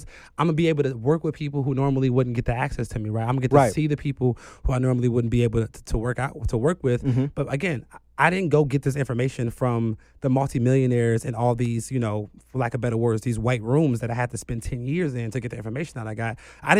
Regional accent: Chicago, Illinois, United States; Like, coming into my career, I'm still from the South Side of Chicago, and I understand poverty

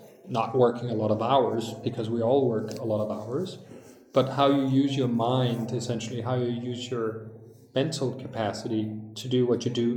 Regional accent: Denmark

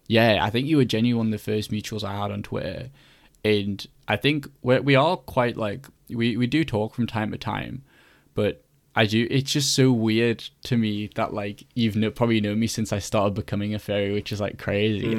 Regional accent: Newcastle upon Tyne, North East England, United Kingdom; moved away as an adult; also born or lived in York; I'm from Newcastle, so I've, you know, got a very long train from up north

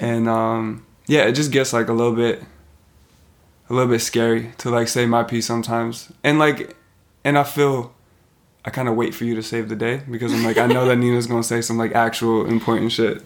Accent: Vancouver, British Columbia, Canada; where we grew up in Vancouver.

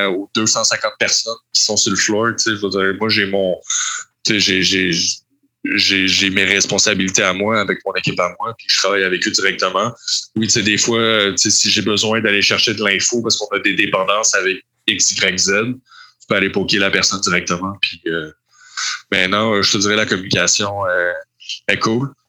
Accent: Montreal, Quebec, Canada; Oui, oui, je viens de Montréal. J'ai pas mal toujours habité à Montréal.

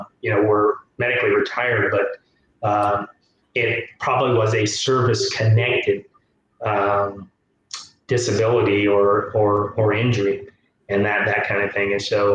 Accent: Tuskegee, Alabama, United States; born there; So I'm a military brat. My father was in the service. And I was born in Tuskegee, Alabama. My parents are from a small town.

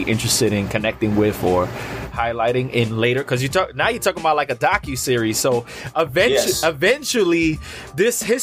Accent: New York City, New York, United States; I'm based in New York City, born and bred in New York City.

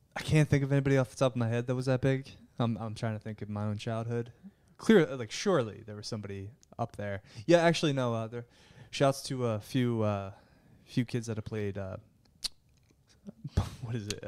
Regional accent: Delaware County, Pennsylvania, United States; I am from Delco

